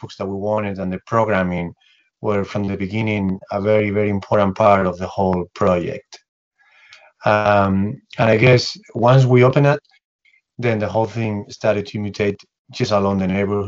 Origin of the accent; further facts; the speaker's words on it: Spain; moved away; We're both from Spain